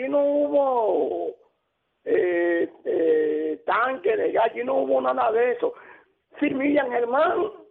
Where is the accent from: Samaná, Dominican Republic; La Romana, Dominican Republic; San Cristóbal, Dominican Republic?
San Cristóbal, Dominican Republic; now in Santiago, Dominican Republic; yo soy de San Cristóbal